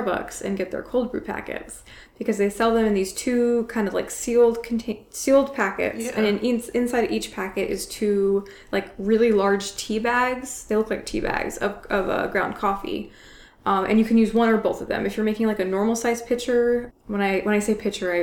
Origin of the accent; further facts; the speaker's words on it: the South, United States; moved away as an adult; now in Chicago, United States; I'm from the South